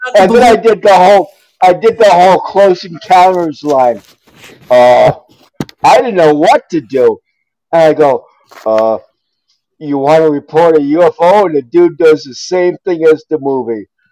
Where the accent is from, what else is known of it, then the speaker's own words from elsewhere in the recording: New York, United States; also born or lived in outside Chicago; now in Chicago area, United States; I'm originally from New York